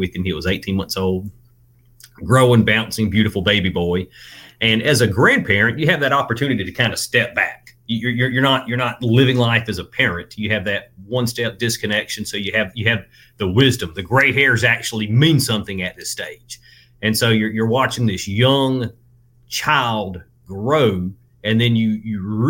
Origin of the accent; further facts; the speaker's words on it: Georgia, United States; I am from Georgia, raised in Georgia, graduated a little rural high school here in Georgia in Colquitt County.